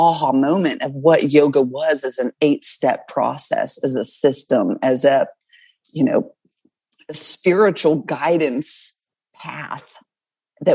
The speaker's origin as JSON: {"language": "English", "area": "the South", "region": "Southern United States", "country": "United States", "accent": "Southern", "said": "I hear my Southern accent coming out"}